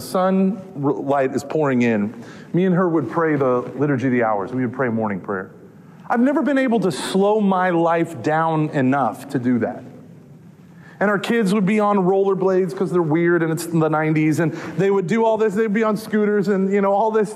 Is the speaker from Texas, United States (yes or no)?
yes; Texas, United States; I'm from Texas